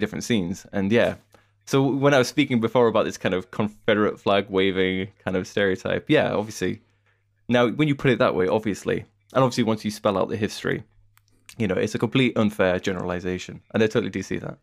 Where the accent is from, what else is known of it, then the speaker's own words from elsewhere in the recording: United Kingdom; as a British person